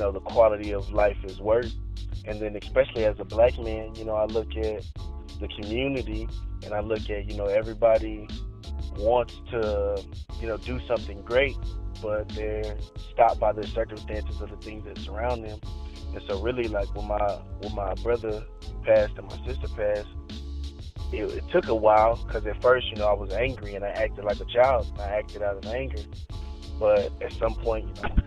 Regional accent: Victoria, Texas, United States; moved away; I grew up in Victoria, Texas. That's where I was born and raised for half of my life

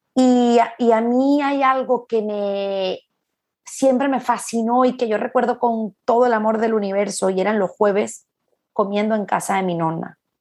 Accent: Caracas, Capital District, Venezuela; accent: Venezuelan; now in Madrid, Spain; yo soy muy caraqueña también

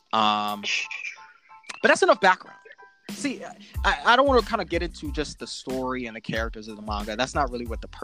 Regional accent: United States; an American

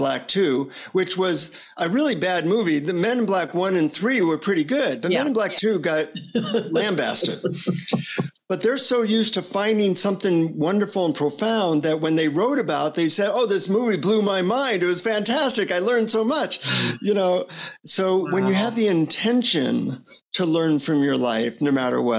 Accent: United States; from the United States

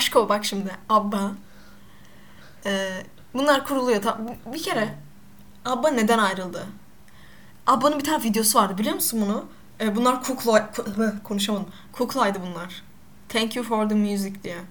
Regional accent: Black Sea Region, Turkey; Ben de Karadenizliyim. Hatta ben kötü Karadeniz

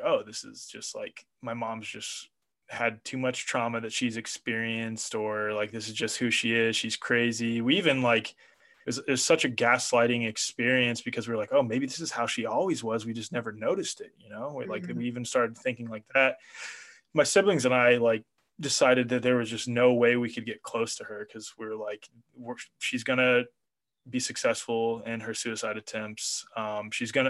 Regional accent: Kansas City, United States; moved away; also born or lived in New York; I grew up in Kansas City

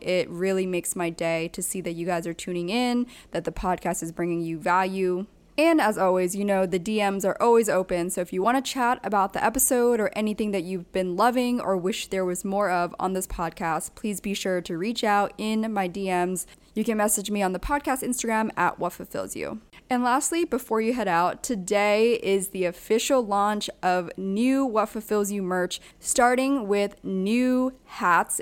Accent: United States; my hometown

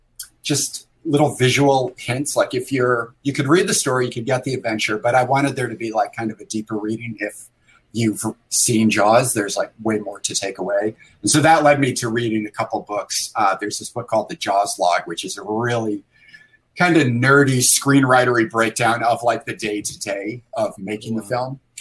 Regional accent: Sandy Creek, New York, United States; I grew up in upstate New York, but my family is from the Boston area.

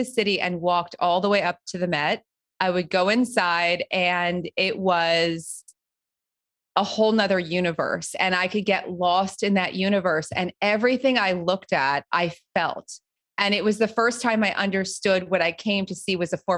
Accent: New Jersey, United States; I grew up right outside of New York City, but in New Jersey.

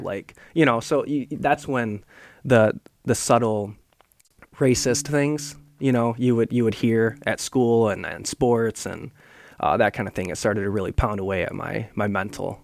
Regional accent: Grand Rapids, Michigan, United States; also born or lived in Seoul, South Korea; growing up in Grand Rapids

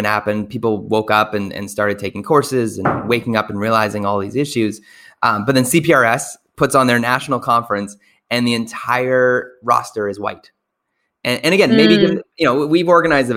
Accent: Canada; our great country of Canada

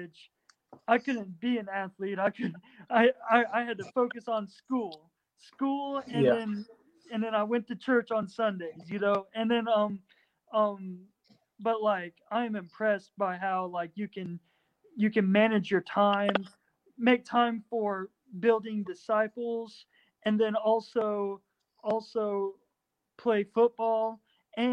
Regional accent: Arkansas, United States; I'm a huge Arkansas fan. I'm from Arkansas

